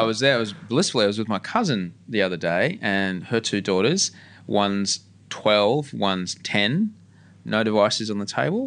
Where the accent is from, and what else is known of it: Australia